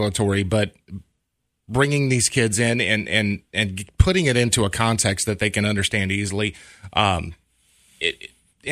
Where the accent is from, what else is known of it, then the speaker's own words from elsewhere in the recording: Freeport, Texas, United States; moved away; I grew up in Freeport, Texas